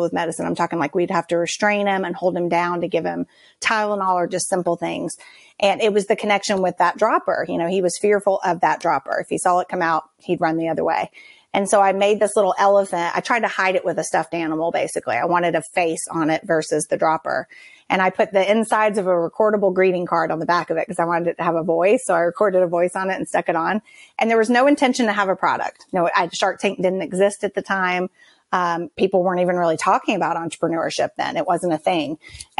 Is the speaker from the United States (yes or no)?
yes; Georgia, United States; I grew up here in Georgia as part of a military family